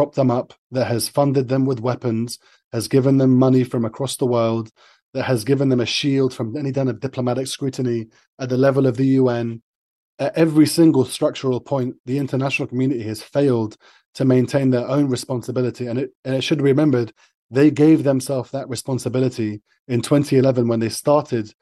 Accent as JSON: {"language": "English", "country": "United Kingdom", "also_born_or_lived": "Libya", "said": "I'm also British myself."}